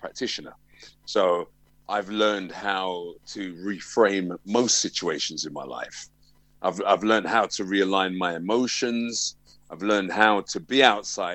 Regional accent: London, United Kingdom; I'm a Tottenham man. I grew up in Tottenham.

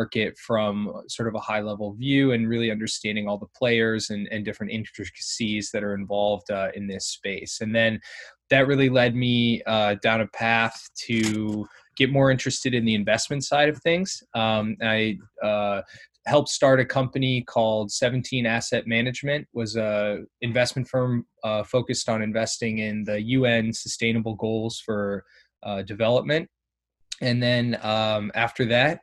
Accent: Indiana, United States; moved away as an adult; also born or lived in Ohio / Middle East and North Africa; now in New York City, United States; I'm from the Midwest in the U.S., from Indiana

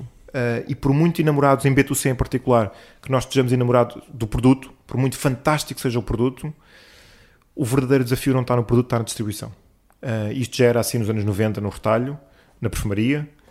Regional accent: Lisbon, Portugal; eu nasci em Lisboa, sou alfacinha de gema, por isso adoro esta cidade

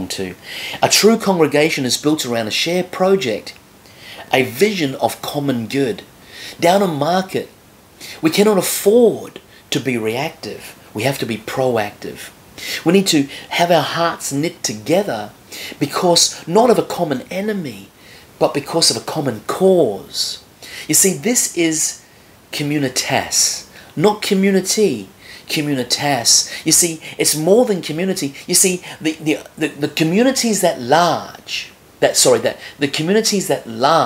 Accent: Australia; moved away; I was from Australia

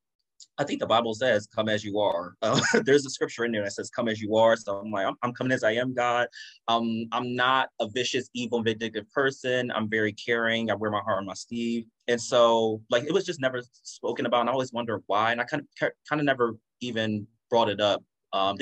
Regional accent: United States; So I am Jamaican American. So I grew up here, was born here. Both my parents are from Jamaica.

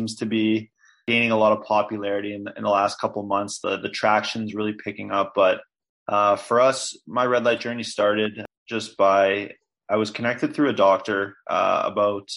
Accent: Toronto, Ontario, Canada; from Toronto as well, born and raised here

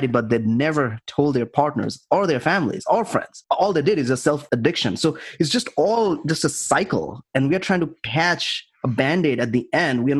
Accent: India; moved away as an adult; now in United States; I grew up in India, right? And I came here 17 years ago to study

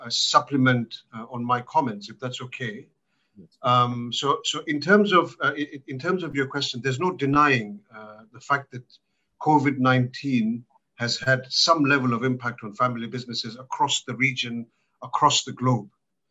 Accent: Malawi; born there; From my personal background, I was born in Malawi, so this is my African part of my connection to Africa

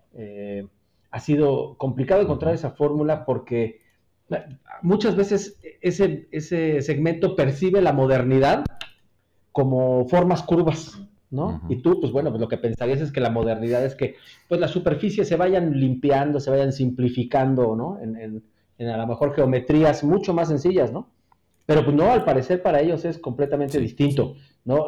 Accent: Mexico City, Mexico; moved away as an adult; now in Querétaro, Mexico; yo nací en la Ciudad de México y este, allá estudié en la Universidad Iberoamericana

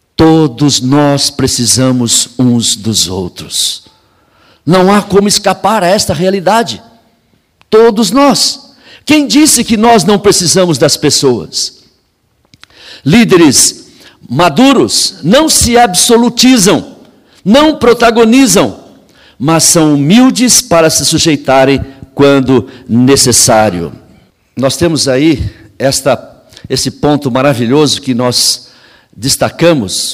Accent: São Paulo, Brazil; Eu morei em São Paulo, cresci em São Paulo, pastoreei em São Paulo muito tempo

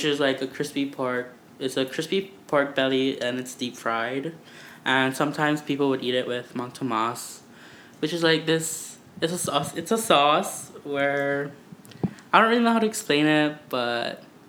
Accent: Hawaii, United States; I'm from Hawaii

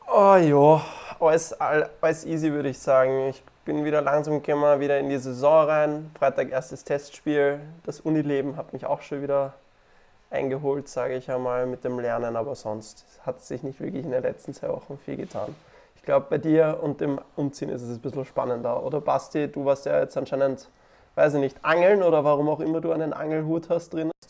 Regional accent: Austria; ich weiß nicht, darf man das sagen als Österreicher?

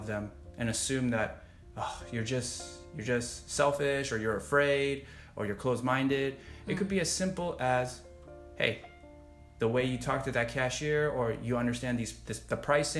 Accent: United States; I, as an American born

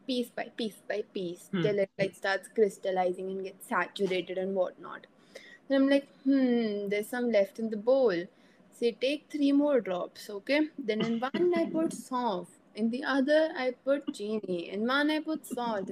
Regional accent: India; being the Indian curious girl that I am

